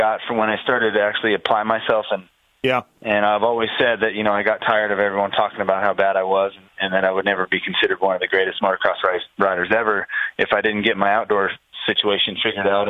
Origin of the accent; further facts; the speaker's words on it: Menifee, California, United States; I grew up here in Paris, you know, Menifee, California